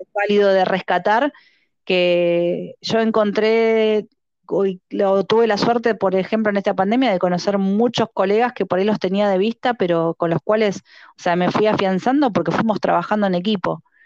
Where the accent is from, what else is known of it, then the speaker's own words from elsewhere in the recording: Argentina; Nosotros somos guías de la República Argentina